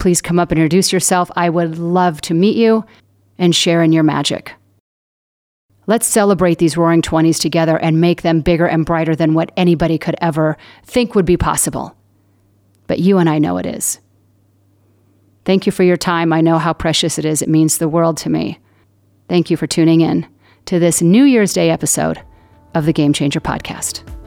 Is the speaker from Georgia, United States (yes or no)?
no; Southern California, United States; I'm from Southern California